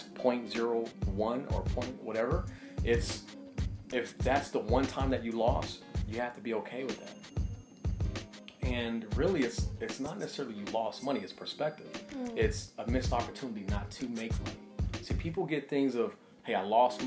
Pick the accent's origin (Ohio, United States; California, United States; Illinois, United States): California, United States; Los Angeles; also born or lived in San Diego; Born and raised in Los Angeles.